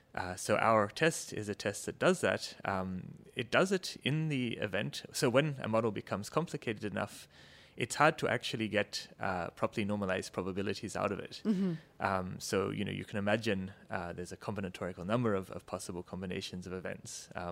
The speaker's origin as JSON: {"language": "English", "country": "Australia", "also_born_or_lived": "Canberra, Australia / Cambridge, United Kingdom", "said": "I'm actually, my accent notwithstanding, Australian originally. So I did my undergrad in physics and in engineering at the Australian National University in Canberra."}